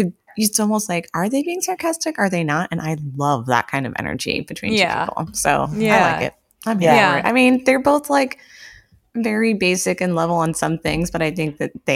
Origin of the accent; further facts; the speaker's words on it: near Tarpon Springs, Florida, United States; Where I grew up in Florida was close to Tarpon Springs